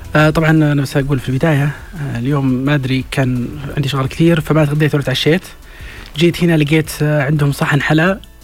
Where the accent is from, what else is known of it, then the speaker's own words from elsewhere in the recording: Saudi Arabia; احنا كسعوديين